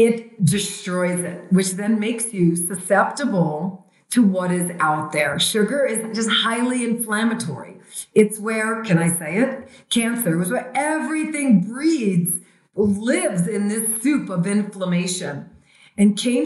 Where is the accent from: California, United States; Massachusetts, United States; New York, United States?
New York, United States; New York City; born and raised in Brooklyn, New York